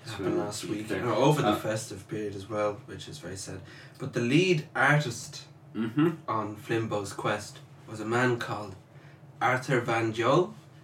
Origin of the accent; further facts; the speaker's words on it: England, United Kingdom; I'm from England.